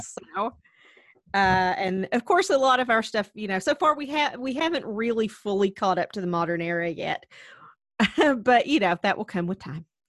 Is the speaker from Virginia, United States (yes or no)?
yes; Wise County, Virginia, United States; back home to Wise County, where we grew up in Virginia